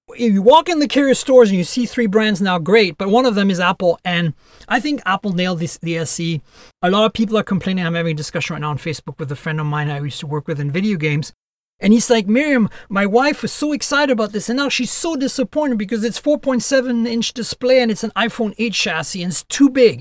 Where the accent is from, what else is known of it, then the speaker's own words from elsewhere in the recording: France; also born or lived in Canada; now in United States; I'm Canadian and who lives in the U S, and I was born and raised in France, so I also have a French citizenship